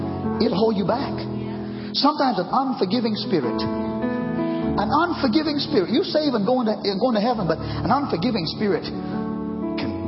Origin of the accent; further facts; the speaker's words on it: Trinidad & Tobago; now in United States; I'm American now, former Caribbean Trinidad